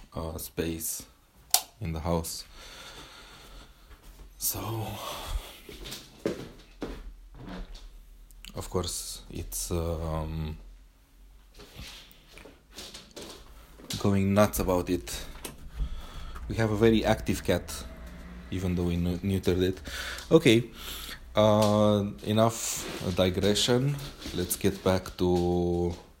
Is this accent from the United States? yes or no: no; Romania; accent: Romanian; first language Romanian; English is a second language; I'm using my Romanian accent